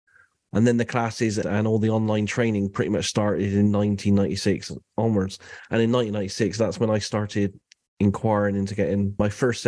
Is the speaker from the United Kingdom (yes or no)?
yes; United Kingdom; So I'm …. I'm from the UK. I live in a city called Bath, which is a Roman city.